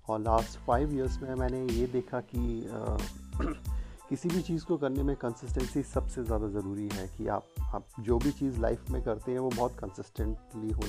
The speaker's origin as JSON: {"language": "Hindi", "country": "India", "said": "मैं 35 five years old हूँ और मैं इंडिया का रहने वाला हूँ"}